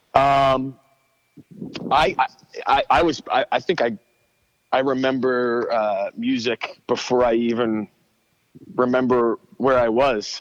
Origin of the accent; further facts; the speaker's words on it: Abington, Pennsylvania, United States; now in Telford, Pennsylvania, United States; In Abington, uh, which is right outside of um, Philadelphia, like maybe like ten minutes outside of Philly